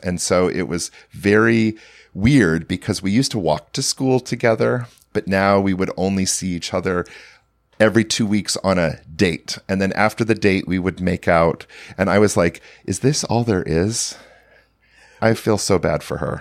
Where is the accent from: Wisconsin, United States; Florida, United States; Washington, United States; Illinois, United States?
Washington, United States; near Portland, Oregon, a small town in Washington State, United States; I grew up in a small town in Washington State